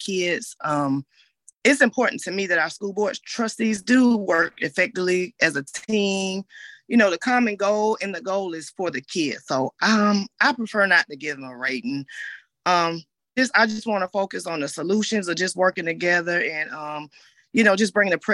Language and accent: English; Augusta, Georgia, United States; I'm from Augusta, Georgia. I've been here all my life